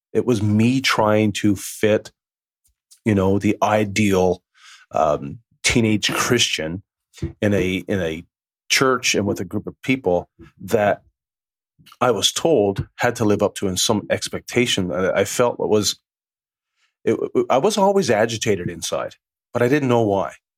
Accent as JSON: {"language": "English", "region": "Newfoundland and Labrador", "country": "Canada", "said": "I'm from a small little island off the east coast of Canada called Newfoundland"}